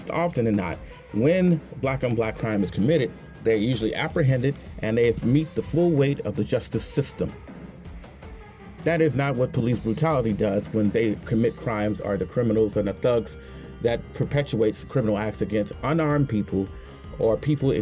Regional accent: Chicago, Illinois, United States; my hometown, Chicago

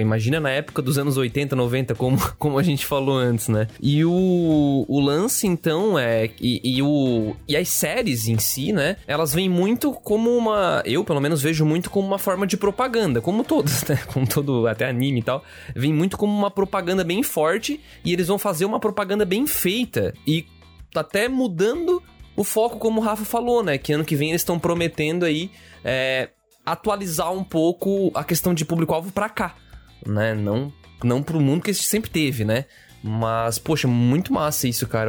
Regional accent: Brazil; nós, como brasileiros

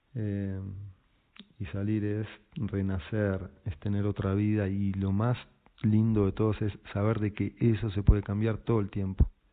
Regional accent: Buenos Aires, Argentina; moved away as an adult; also born or lived in Pisac, Peru; soy argentino, nací en Buenos Aires

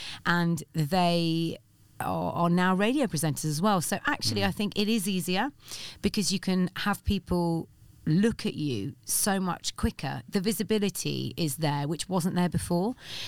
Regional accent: Reading, South East England, United Kingdom; And it was in Reading where I grew up. I'm not a Londoner. I was just a Mockney on KISS.

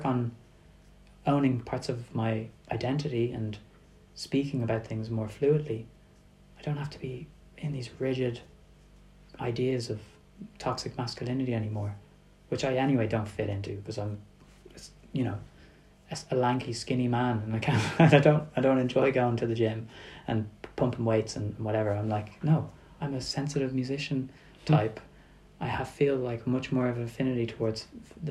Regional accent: Dublin, Leinster, Ireland; moved away as an adult; now in Berlin, Germany; I'm coming from Dublin, coming from Ireland, and just being brought up in such a kind of, not for any other reason than just a lack of diversity

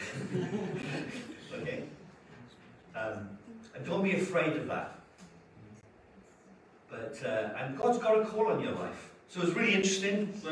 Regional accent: Wales, United Kingdom; now in England; I'm from Wales. It's a little country of about 3.5 million people on the west side of the UK

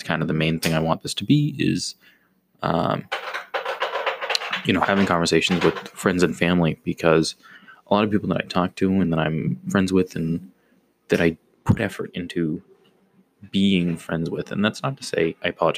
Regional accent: Boston, Massachusetts, United States; I am Bostonian.

